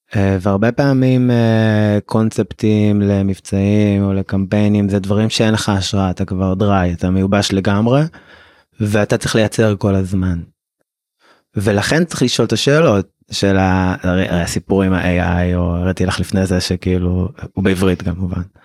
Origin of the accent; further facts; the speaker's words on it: Israel